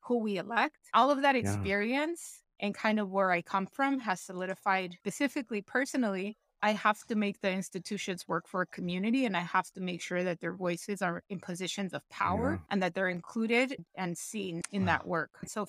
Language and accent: English; Buck Gardens, California, United States; I was born and raised in Southeast LA, a little city called Buck Gardens.